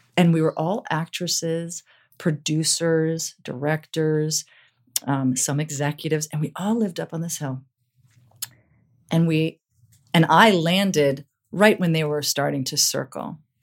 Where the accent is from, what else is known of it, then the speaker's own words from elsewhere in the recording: New York, United States; moved away as an adult; now in Los Angeles, United States; I was from New York